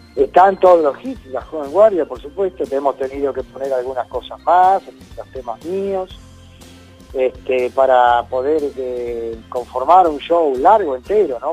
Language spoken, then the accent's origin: Spanish; Córdoba, Argentina; moved away; para los cordobeses, para mi tierra